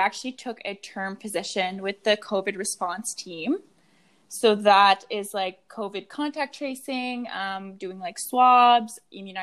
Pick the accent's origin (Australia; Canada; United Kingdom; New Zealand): Canada; Moncton, New Brunswick; moved away as an adult; also born or lived in Montreal; now in Halifax, Canada; I grew up in Montreal and Moncton.